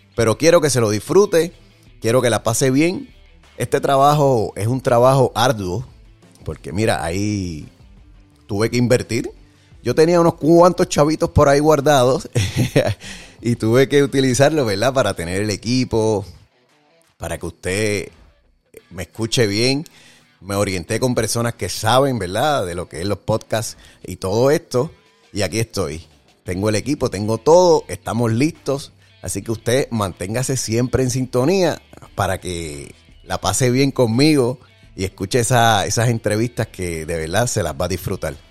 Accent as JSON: {"language": "Spanish", "town": "Jayuya", "country": "Puerto Rico", "said": "soy de la Tierra Alta, Jayuya"}